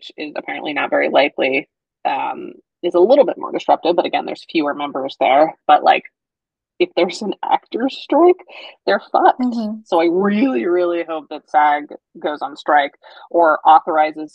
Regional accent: Colorado, United States; moved away; my hometown of Colorado, and my hairdresser, who I've seen since I was 5

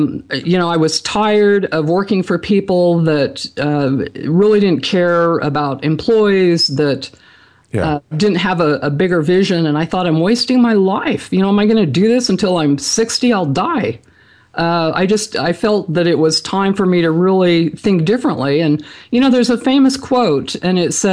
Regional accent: Franklin, Idaho, United States; I grew up in Franklin, Idaho, a very small community.

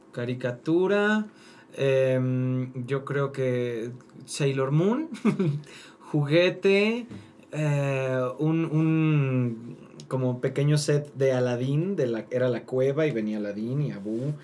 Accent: Mérida, Yucatán, Mexico; soy de Mérida.

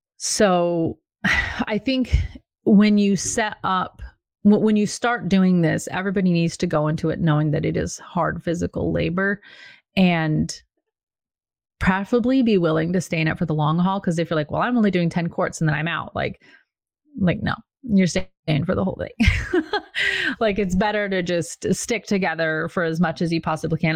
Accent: Washington, United States; moved away as an adult; now in Virginia, United States; when we moved from Washington State, where I grew up, so I was very well rooted

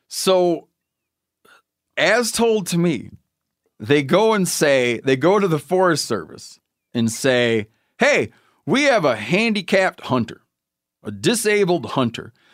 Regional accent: Michigan, United States; my home state of Michigan

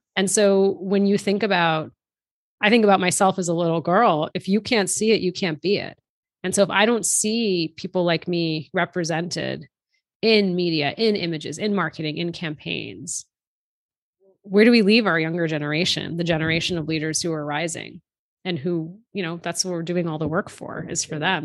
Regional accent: outside of Boston, Massachusetts, United States; My younger brother and I were born and raised here in the U S. We were raised outside of Boston.

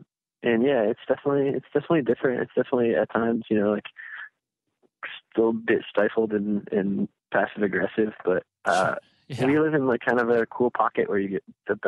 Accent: Midwest, United States; I'm from the Midwest and I'm talking to somebody on the coast, it makes me sound like I live in Lake Wobegon, but yeah, it's not so much the small, slow Midwestern life, but it's definitely not living in a massive metropolitan area.

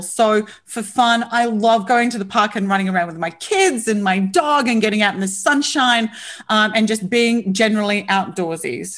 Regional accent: Australia; I'm an Aussie

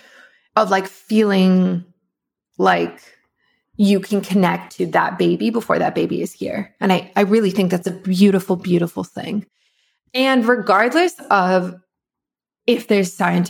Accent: South Africa; I'm from South Africa

